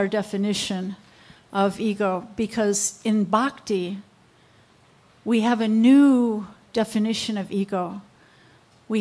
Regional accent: United States; I'm American

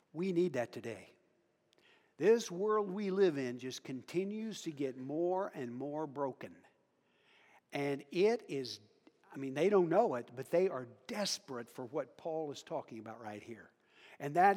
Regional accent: Western Kansas, United States; I'm from Western Kansas. Talked to farmers today. I'm a farm kid, not a rancher.

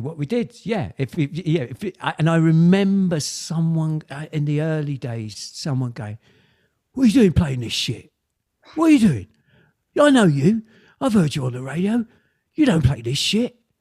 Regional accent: Kingston upon Thames, London, United Kingdom; throughout the 70s i was growing up in Kingston

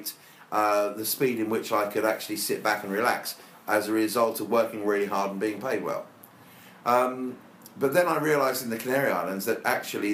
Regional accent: Brighton, South East England, United Kingdom; I was brought up in Brighton in an area called Whitehawk.

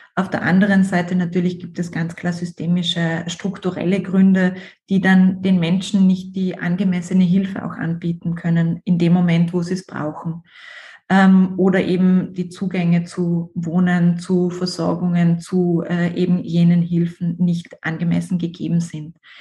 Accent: South Tyrol, Trentino-Alto Adige, Italy; ich bin Südtirolerin

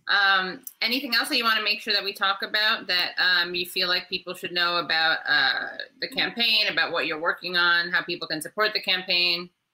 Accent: Louisiana, United States; now in Virginia, United States; I'm actually from Louisiana. I just live in Virginia.

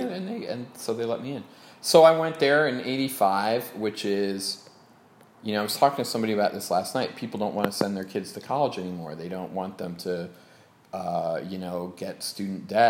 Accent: Des Plaines, Illinois, United States; now in Los Angeles, United States; in a trailer park in Des Plaines, Illinois

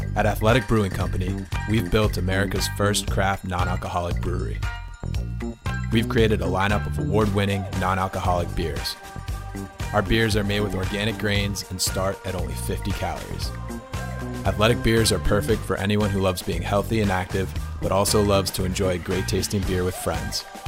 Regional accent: Utica, New York, United States; now in Woodridge, United States; my hometown of Utica, New York

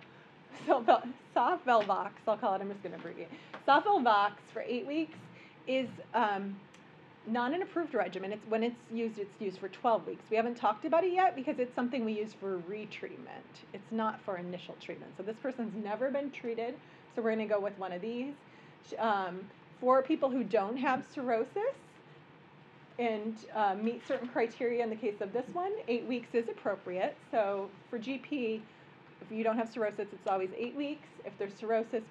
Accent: Midwest, United States; now in New York, United States; I'm a Midwesterner.

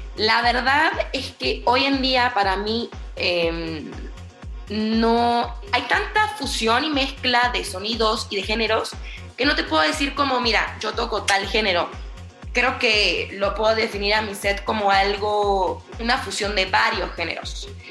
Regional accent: Buenos Aires, Argentina; moved away as an adult; now in Mexico City, Mexico; Yo soy de Buenos Aires y vivo en México hace cuatro años

